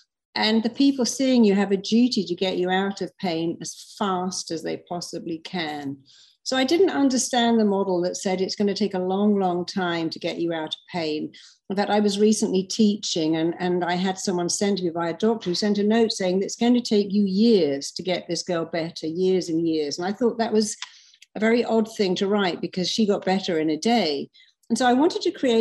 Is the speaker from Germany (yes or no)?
no; London, United Kingdom; now in Los Angeles, United States; I'm from London, but I live in LA and I love it here.